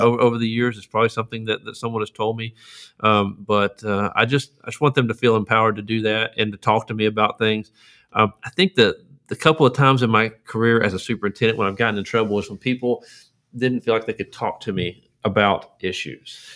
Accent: Lufkin, Texas, United States; I grew up in, uh, Lufkin, Texas

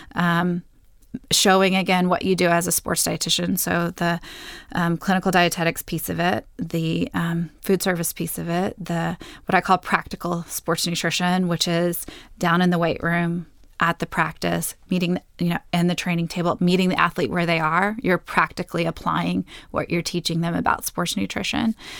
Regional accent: Texas, United States; moved away as an adult; also born or lived in San Diego, California; I'm a Texan

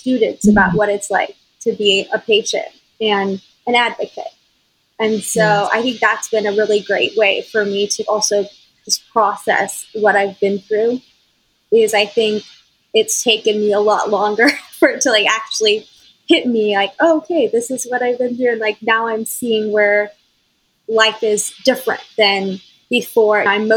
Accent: Austin, Texas, United States; I'm from Austin. So I had quite a bit of my high school and college friends already here

